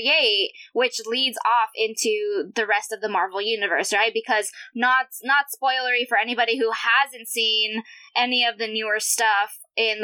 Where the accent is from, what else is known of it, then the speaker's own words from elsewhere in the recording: California, United States; I actually grew up in the area or like surrounding areas where they shot the mall scene